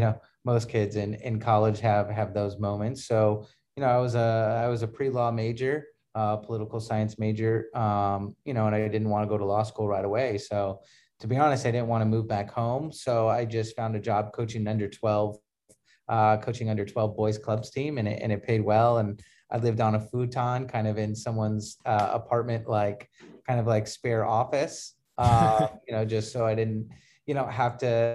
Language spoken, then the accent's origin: English; Huntington Beach, California, United States; also born or lived in Detroit; I was born in Detroit, Michigan. And then moved to California when I was about five or six. And then grew up in Huntington Beach.